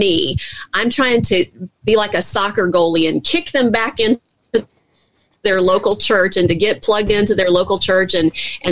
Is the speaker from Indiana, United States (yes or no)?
no; Baton Rouge, Louisiana, United States; I'm from Baton Rouge, Louisiana